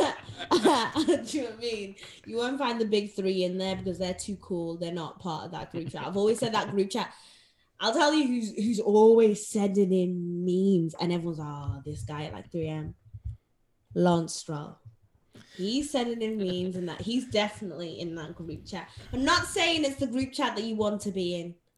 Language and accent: English; Zimbabwe; I grew I, I grew up in Zim Zimbabwe